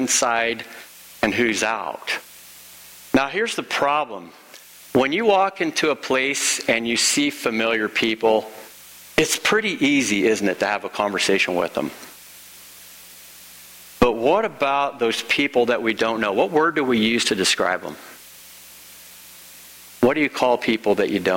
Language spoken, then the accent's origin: English; Illinois, United States; In the case of being from Illinois, I'm an Illinoisan